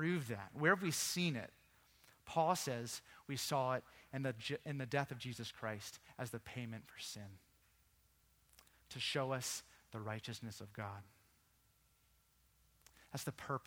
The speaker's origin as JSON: {"language": "English", "town": "Virginia Beach", "region": "Virginia", "country": "United States", "tie": "born or raised there", "also_born_or_lived": "England", "moved": "yes", "said": "I grew up in Virginia Beach."}